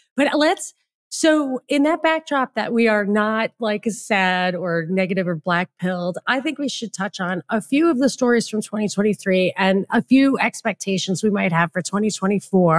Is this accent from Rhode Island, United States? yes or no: no; New York, United States; I grew up in New York where it's very humid